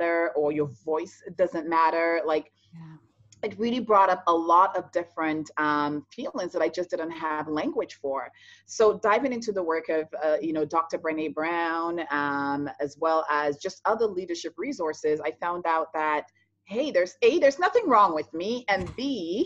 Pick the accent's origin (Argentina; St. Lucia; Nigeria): St. Lucia; moved away as an adult; now in Toronto, Canada; I'm born and raised in the Caribbean, in St. Lucia